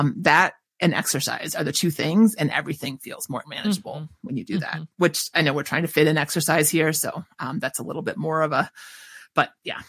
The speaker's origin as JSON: {"language": "English", "region": "Minnesota", "country": "United States", "accent": "Minnesota", "said": "there's my Minnesota accent"}